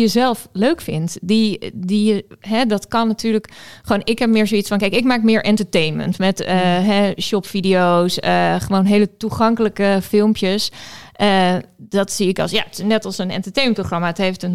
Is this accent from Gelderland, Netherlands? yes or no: no; Friesland, Netherlands; moved away as an adult; also born or lived in Amsterdam; now in Groningen, Netherlands; Ik kom eigenlijk uit Friesland en ik heb hier rechten gestudeerd.